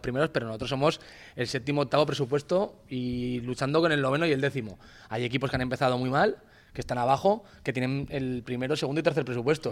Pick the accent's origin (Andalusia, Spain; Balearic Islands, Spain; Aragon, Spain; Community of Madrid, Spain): Aragon, Spain; Grañén; En mi pueblo, en Grañén